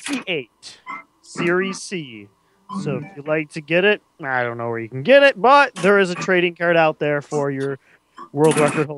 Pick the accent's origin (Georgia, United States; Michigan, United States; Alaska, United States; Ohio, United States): Michigan, United States; Detroit; Hey, we're from Detroit.